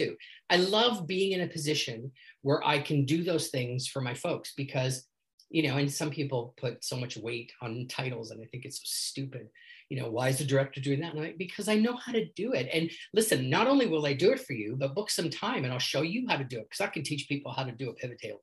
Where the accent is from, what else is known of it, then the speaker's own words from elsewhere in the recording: Canada; accent: Canadian; my Canadian accent